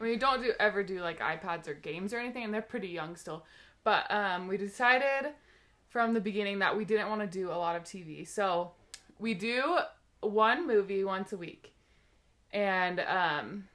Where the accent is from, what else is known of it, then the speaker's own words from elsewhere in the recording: Seattle, Washington, United States; moved away; I am from Seattle, Washington, originally, and that's actually where my husband Brian and I met. We met when we were young teenagers